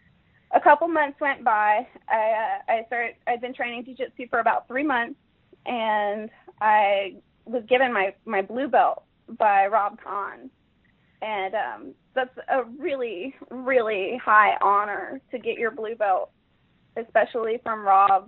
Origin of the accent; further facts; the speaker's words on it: Jacksonville, Florida, United States; Originally, I'm from Jacksonville, Florida